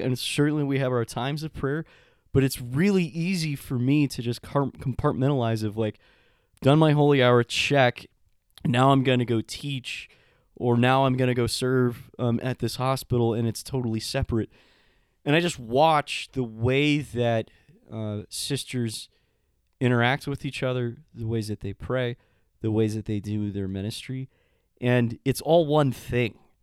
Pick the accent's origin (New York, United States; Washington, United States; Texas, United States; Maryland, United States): Texas, United States; El Paso; moved away; I'm American and I grew up in El Paso